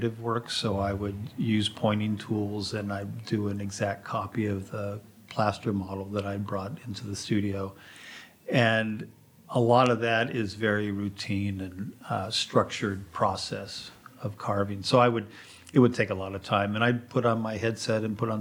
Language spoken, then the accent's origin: English; California, United States; moved away as an adult; also born or lived in San Francisco / Washington, D.C.; now in Pietrasanta, Italy; I was born in California